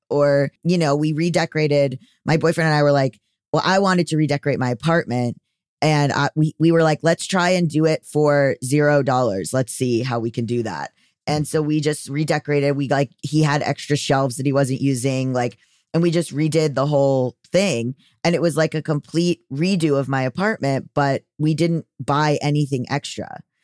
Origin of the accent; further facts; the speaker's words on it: Fort Lauderdale, Florida, United States; from Florida